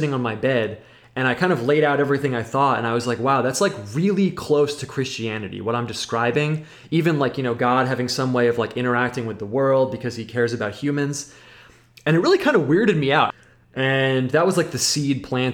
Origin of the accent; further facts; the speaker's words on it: United States; I'm American